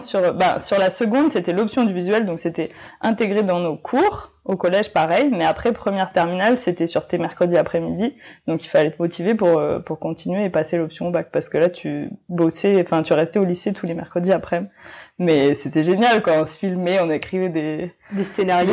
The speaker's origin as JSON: {"language": "French", "town": "Nouméa", "region": "South Province", "country": "New Caledonia", "tie": "born or raised there", "also_born_or_lived": "Montpellier, France / North Province, New Caledonia", "said": "j'ai grandi à Nouméa"}